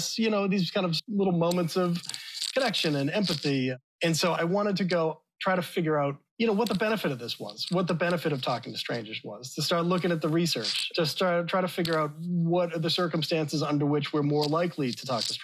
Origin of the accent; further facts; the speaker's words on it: Boston, Massachusetts, United States; I grew up in Boston